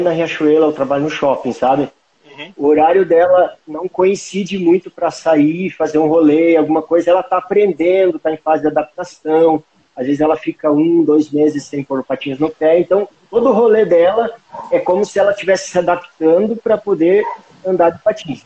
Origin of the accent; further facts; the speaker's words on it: Palmas, Paraná, Brazil; now in Guarapuava, Brazil; fui criado em Palmas, uma cidade com ah. poucos mil habitantes